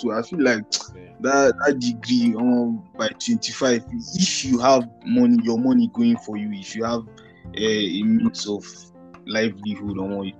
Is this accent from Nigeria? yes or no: yes; Nigeria; as a Nigerian